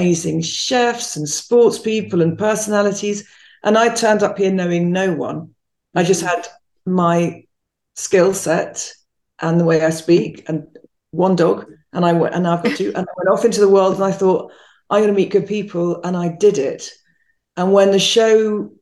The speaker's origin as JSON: {"language": "English", "region": "London", "country": "United Kingdom", "also_born_or_lived": "Spain", "moved": "as an adult", "lives_now": "Chicago, United States", "said": "I'm from London."}